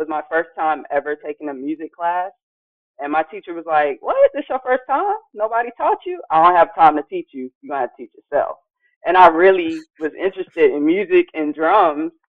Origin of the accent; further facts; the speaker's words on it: Durham, North Carolina, United States; I am from Durham, North Carolina, born in 93.